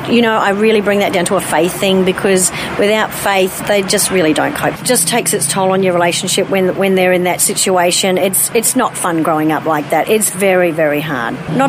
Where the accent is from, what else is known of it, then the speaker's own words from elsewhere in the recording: Palmerston North, Manawatū-Whanganui, New Zealand; Whilst I was born in Palmerston North, we lived all over.